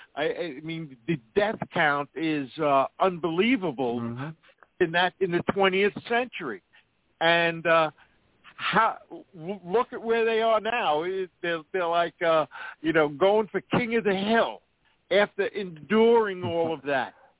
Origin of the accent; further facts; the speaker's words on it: New York, United States; where I'm from New York